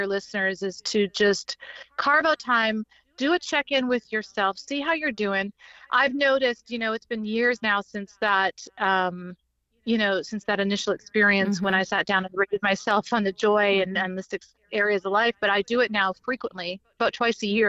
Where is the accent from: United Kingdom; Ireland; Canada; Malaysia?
Canada; moved away; also born or lived in Charleston / Miami; I was originally born and raised in Canada